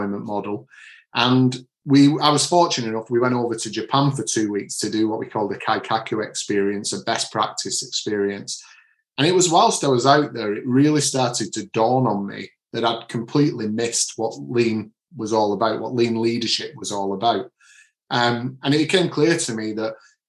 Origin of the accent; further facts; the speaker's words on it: Manchester, North West England, United Kingdom; now in Bury St Edmunds, United Kingdom; So I'm from the Manchester area, but it's an accent that's followed me around wherever I've lived